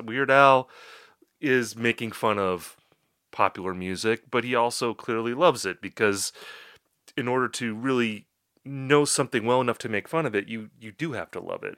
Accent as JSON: {"language": "English", "town": "Appleton", "region": "Wisconsin", "country": "United States", "tie": "born or raised there", "said": "That, that's my hometown, and I was living in Appleton at that time."}